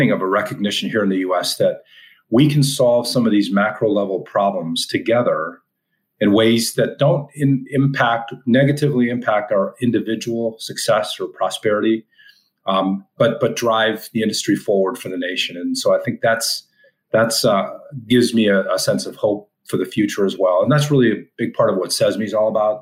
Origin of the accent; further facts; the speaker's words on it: Canada; moved away as an adult; now in United States; an American that grew up in Canada, moved to the U.S. 15 years ago